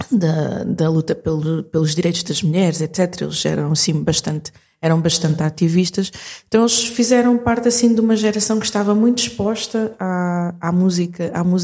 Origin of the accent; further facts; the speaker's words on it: Portugal; also born or lived in Maputo, Mozambique; Mas eu nasci em Maputo em, em 81 uh, ah, e vim para Portugal quando tinha hum, seis anos.